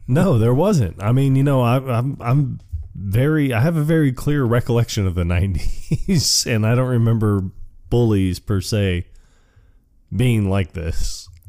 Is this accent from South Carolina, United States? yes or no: no; Tampa, Florida, United States; moved away; I was born and raised in Tampa, Florida